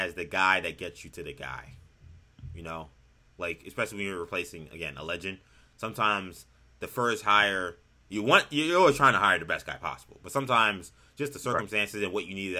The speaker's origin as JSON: {"language": "English", "town": "New York City", "region": "New York", "country": "United States", "tie": "born or raised there", "said": "it's from my hometown of New York City. Not my home borough."}